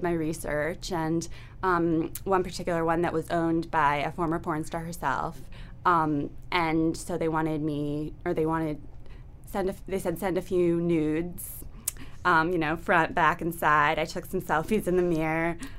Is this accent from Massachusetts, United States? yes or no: yes; Boston, Massachusetts, United States; moved away; I'm from Boston.